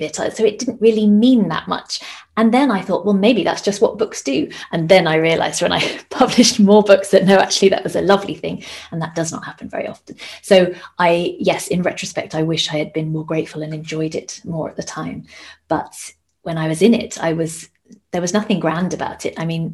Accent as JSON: {"language": "English", "country": "United Kingdom", "moved": "as an adult", "lives_now": "Denmark", "said": "we're both British"}